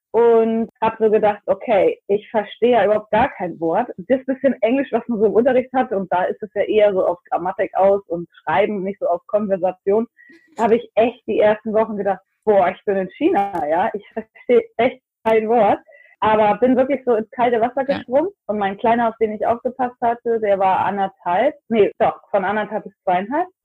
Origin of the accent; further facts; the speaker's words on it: North Germany, Germany; accent: northern German; now in Florida, United States; Ich ähm, komme ursprünglich ganz aus dem Norden Deutschlands. Das kann man sicherlich auch an meinem schönen nordischen Akzent hören. Und ähm, ich lebe jetzt seit etwas über sechs Jahren in Florida.